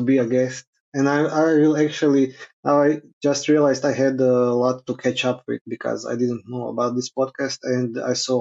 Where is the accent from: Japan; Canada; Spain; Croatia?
Croatia; Krapina, Krapina-Zagorje County; Krapina, my hometown in Zagorje